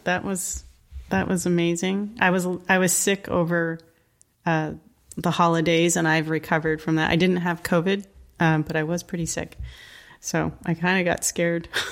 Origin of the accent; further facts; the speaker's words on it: New England, Connecticut, United States; I grew up in New England, in Connecticut